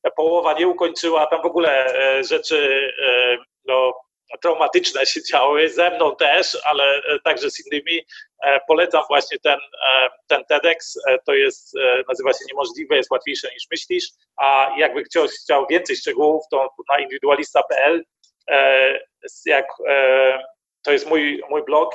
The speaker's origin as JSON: {"language": "Polish", "country": "Germany", "said": "Ja jestem Niemcem. Mieszkam w Niemczech"}